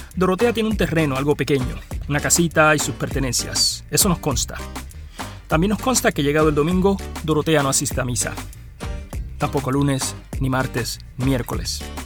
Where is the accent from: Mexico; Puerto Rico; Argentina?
Puerto Rico; Arroyo; a Arroyo, a mi pueblo